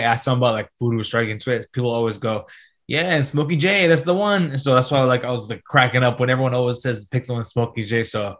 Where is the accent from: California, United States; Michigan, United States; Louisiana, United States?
California, United States; Bay Area; I'm from the Bay Area